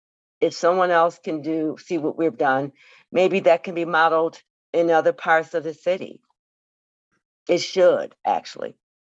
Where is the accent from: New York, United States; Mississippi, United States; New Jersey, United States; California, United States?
New York, United States; Buffalo; I'm from Buffalo.